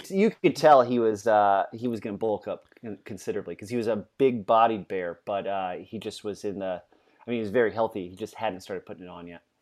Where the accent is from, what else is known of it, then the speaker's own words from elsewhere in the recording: Louisiana, United States; now in Virginia, United States; We're both from Louisiana